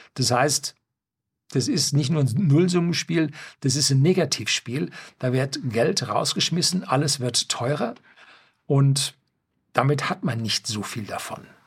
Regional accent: Germany; bei uns in Norddeutschland

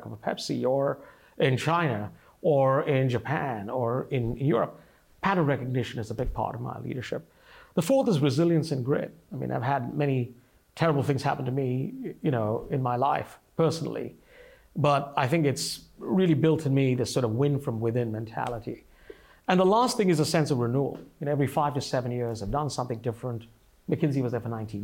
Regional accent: India; moved away as an adult; now in United States; I came to this country from India. I grew up, I came here as a migrant or an immigrant

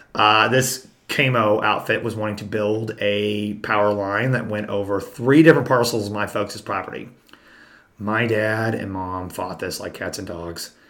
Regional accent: Southwest Missouri, United States; I'm from Southwest Missouri

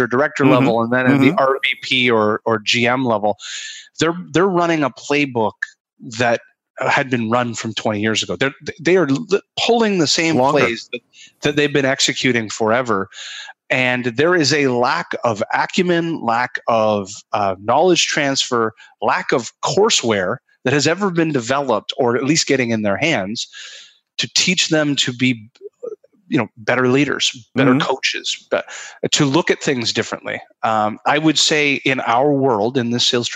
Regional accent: Canada; I'm a Canadian

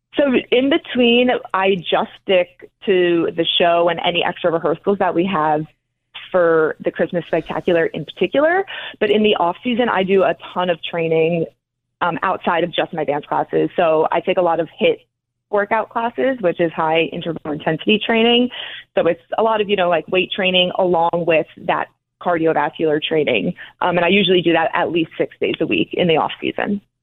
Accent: North Caldwell, New Jersey, United States

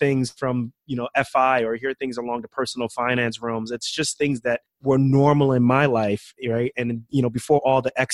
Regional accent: United States; was born here and I was raised as American

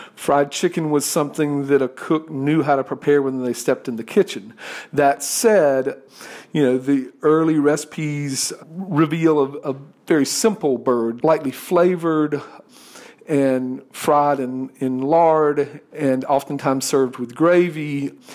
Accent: the South, United States; I'm a Southerner

